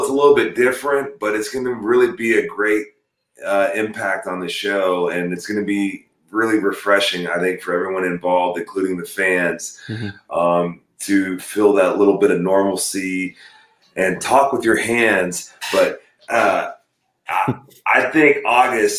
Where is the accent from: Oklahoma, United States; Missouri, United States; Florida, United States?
Oklahoma, United States; Perry; also born or lived in North Dakota; I was born in North Dakota, but when I was 4 years old, my family moved to Perry, Oklahoma